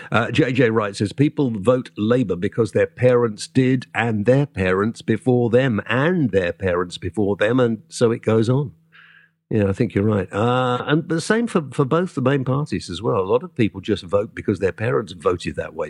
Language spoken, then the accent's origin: English; south Wales, United Kingdom; a Welshman myself, uh, but from the proper part of Wales in the south